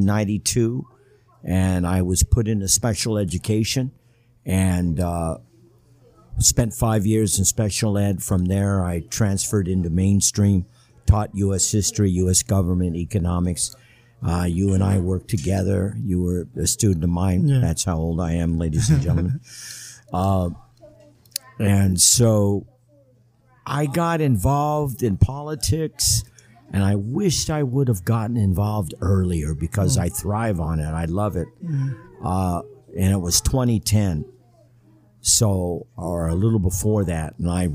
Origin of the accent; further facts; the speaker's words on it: Los Angeles, California, United States; also born or lived in Mexicali; And I am originally from Los Angeles. I like to say that I moved more than the U-Haul movers.